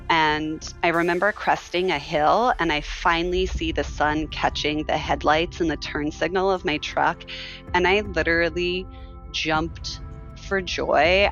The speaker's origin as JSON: {"language": "English", "town": "Phoenix", "region": "Arizona", "country": "United States", "tie": "born or raised there", "said": "I was born and raised in Arizona, and my family is from the White Mountains of Arizona, and I grew up in Phoenix"}